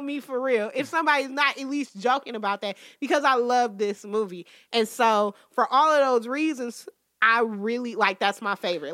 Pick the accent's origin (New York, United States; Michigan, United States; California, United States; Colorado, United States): Michigan, United States; Detroit; I'm still from Detroit